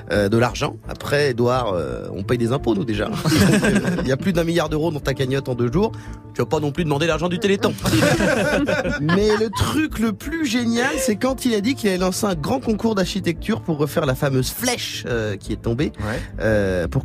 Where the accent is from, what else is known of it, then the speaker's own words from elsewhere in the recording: France; Et on aura perdu parce qu'on est français.